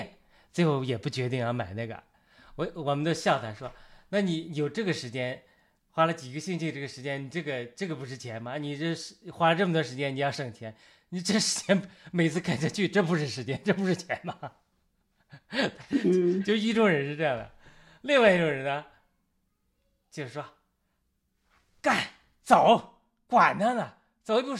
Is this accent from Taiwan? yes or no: no; China; 当我们中国人讲和平平和，一种是内心的平静。